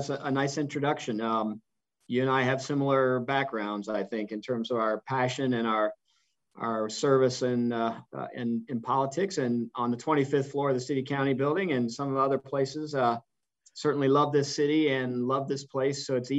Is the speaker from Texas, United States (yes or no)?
no; Indianapolis, Indiana, United States; And growing up in Indianapolis and growing up a race fan, I was a Foyt fan.